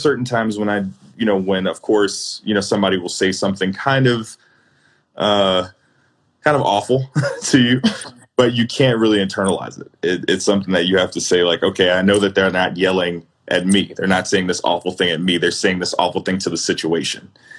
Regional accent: Chicago, Illinois, United States; Both city and suburbs. I'm currently in the city now. I'm in North Center.

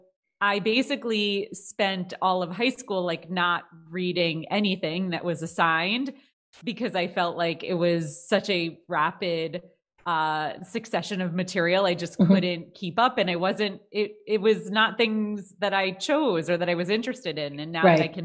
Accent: New Jersey, United States; moved away; also born or lived in Manhattan, New York; I am from New Jersey originally

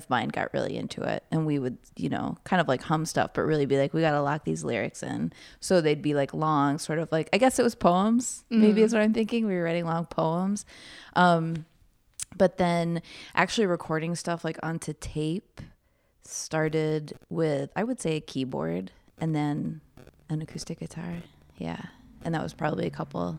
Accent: Providence, Rhode Island, United States; moved away; I'm from Providence

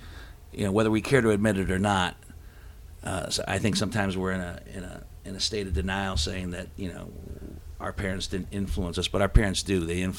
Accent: United States; We come from the Steel Valley.

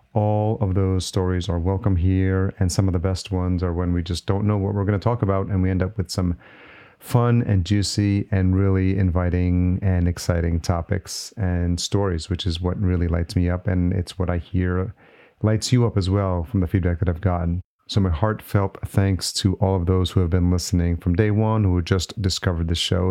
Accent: New York, United States; moved away as an adult; now in Minneapolis, United States; New York is my original home

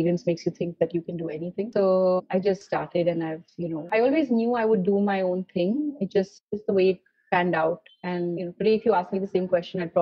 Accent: Mumbai, Maharashtra, India; also born or lived in Paris, France; growing up in Mumbai

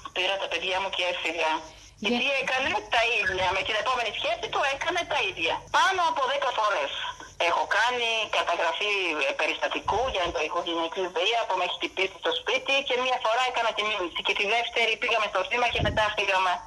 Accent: Bulgaria; Greek is a second language; moved away; also born or lived in Greece; την πατρίδα μου

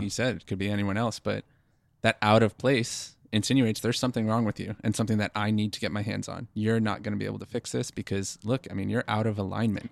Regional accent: East Coast, United States; moved away as an adult; now in West Coast, United States; we are from the East Coast, and we came out to the West Coast for the company that we work for now

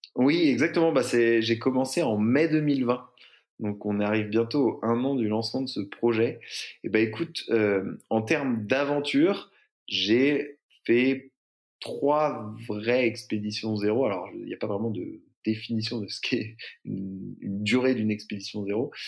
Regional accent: Brittany, France; also born or lived in San Francisco; now in Marseille, France; J'ai grandi en Bretagne

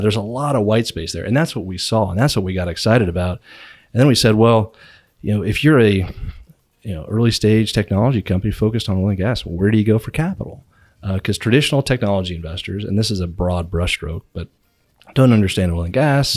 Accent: Virginia, United States; moved away as an adult; now in Houston, United States; I grew up in Virginia, stumbled down to Houston

